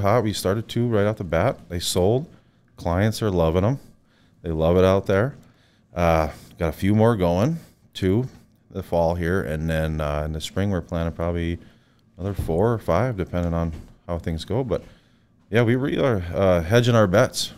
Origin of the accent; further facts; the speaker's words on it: Williston, North Dakota, United States; moved away as an adult; now in Bismarck, United States; I was born in North Dakota in Williston. I yeah. grew up there.